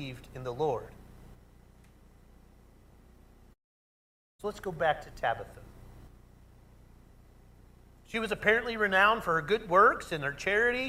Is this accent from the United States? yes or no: yes; Oklahoma, United States; I grew up in Oklahoma